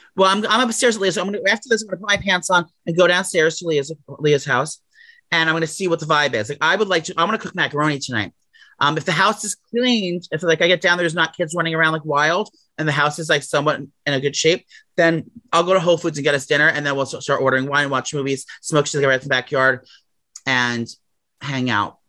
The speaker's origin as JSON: {"language": "English", "town": "New York City", "region": "New York", "country": "United States", "tie": "born or raised there", "said": "as a young gay boy growing up in New York City"}